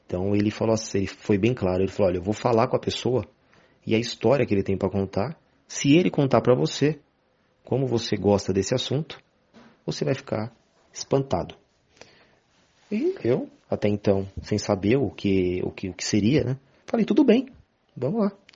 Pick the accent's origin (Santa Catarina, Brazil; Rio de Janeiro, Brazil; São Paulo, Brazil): São Paulo, Brazil; sou de São Paulo, capital